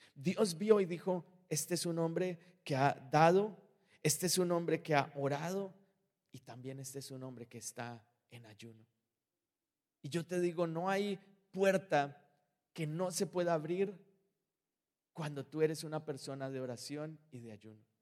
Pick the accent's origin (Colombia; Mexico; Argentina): Colombia; moved away; yo soy colombiano